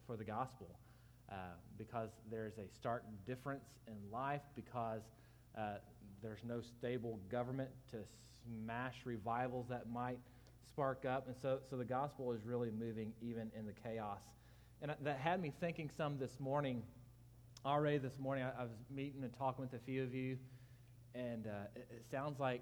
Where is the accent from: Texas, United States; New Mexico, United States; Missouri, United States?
Texas, United States; Florence; also born or lived in Austin, Texas; I grew up in Florence, Texas.